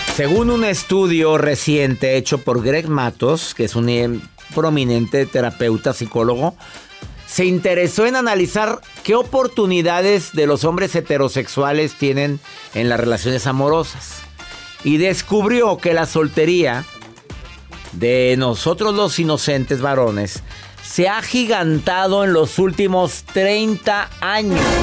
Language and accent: Spanish; Mexico; soy mexicano